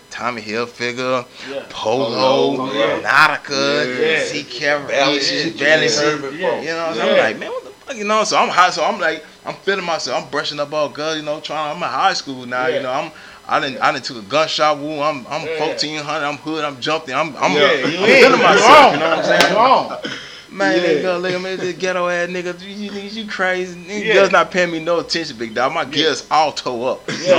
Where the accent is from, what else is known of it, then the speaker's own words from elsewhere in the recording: Atlanta, Georgia, United States; You know, growing up in Atlanta, we just don't be, we used to go to South Park Mall to start shit and getting fights